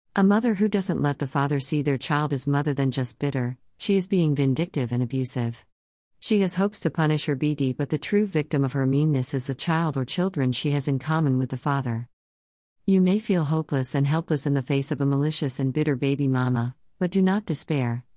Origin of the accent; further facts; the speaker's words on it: Los Angeles, California, United States; I am from Los Angeles, California